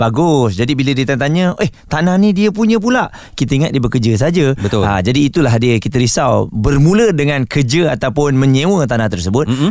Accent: Malaysia; kita sendirilah sebagai rakyat Malaysia

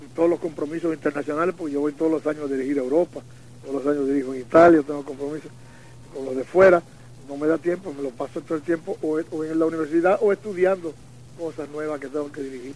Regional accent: Dominican Republic; en mi país

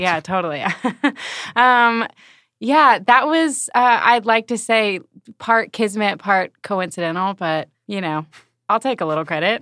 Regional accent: Alabama, United States; now in Kansas City, United States; I'm from Alabama.

